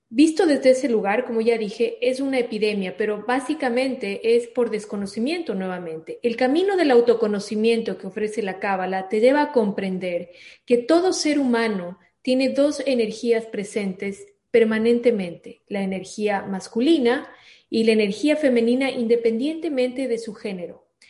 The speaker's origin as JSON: {"language": "Spanish", "country": "Ecuador", "also_born_or_lived": "Miami, United States", "said": "soy ecuatoriana, amo el Ecuador, vivo en el Ecuador"}